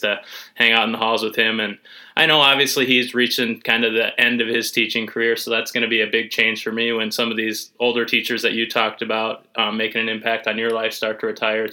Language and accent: English; St. Ansgar, Iowa, United States; growing up in St. Ansgar, 10 miles down the road, 15 miles down the road from Northwood